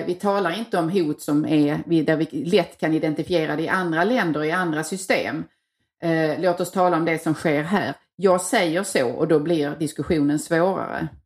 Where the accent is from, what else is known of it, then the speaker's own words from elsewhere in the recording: Tågarp, Skåne, Sweden; moved away; den lilla byn jag kommer ifrån, Tågarp